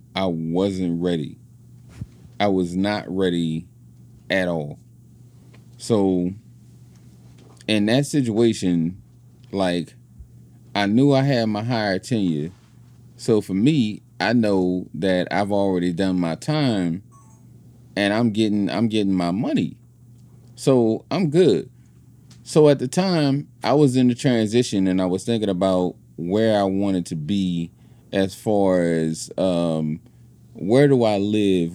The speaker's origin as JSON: {"language": "English", "town": "New Orleans", "region": "Louisiana", "country": "United States", "moved": "as an adult", "said": "I was from New Orleans"}